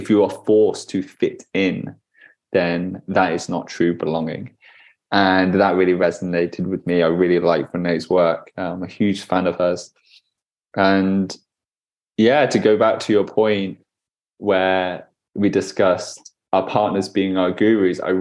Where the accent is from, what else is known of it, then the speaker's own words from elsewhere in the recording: United Kingdom; Being a British man growing up in the UK in a predominantly very white kind of town, very white kind of school